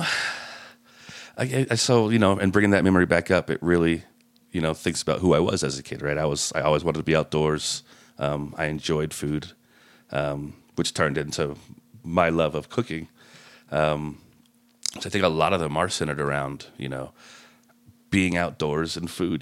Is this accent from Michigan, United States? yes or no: no; Layton, Utah, United States; I grew up in Layton